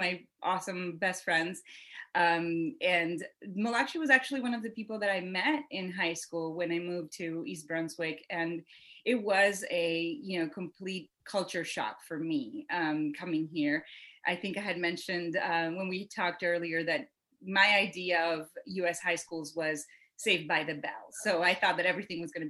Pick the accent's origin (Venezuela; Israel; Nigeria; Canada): Venezuela; Barquisimeto, Lara; first language Spanish; English is a second language; also born or lived in Pennsylvania, United States; now in United States; I was actually born and raised in Venezuela and in a little town called Barquisimeto.